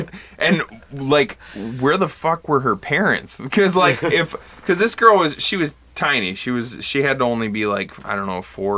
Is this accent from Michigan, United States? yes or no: yes; Bad Axe, Michigan, United States; growing up in Bad Axe